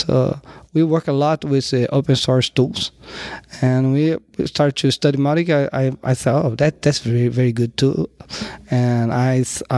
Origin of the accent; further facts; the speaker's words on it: Rio de Janeiro, Brazil; I'm from Rio de Janeiro.